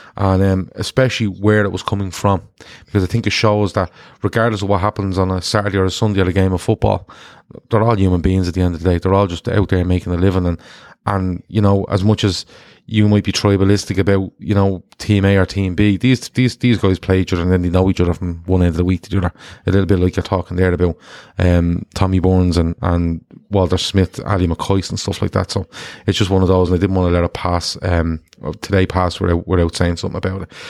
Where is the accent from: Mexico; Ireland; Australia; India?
Ireland; I'm an Irish man